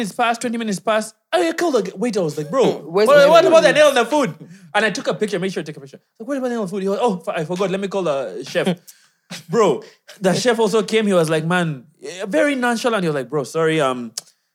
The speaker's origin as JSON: {"language": "English", "country": "Uganda", "moved": "yes", "lives_now": "Kenya", "said": "I'm from Uganda"}